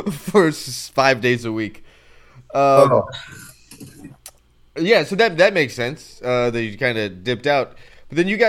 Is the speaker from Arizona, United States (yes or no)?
yes; Phoenix, Arizona, United States; I'm from Phoenix